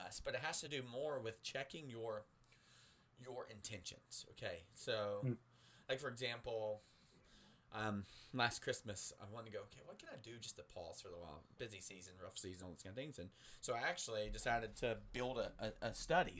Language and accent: English; United States; we're American